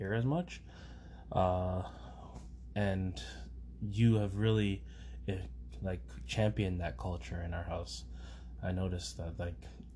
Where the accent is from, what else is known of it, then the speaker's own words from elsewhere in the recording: Canada; I was born in Canada, so I'm a Canadian.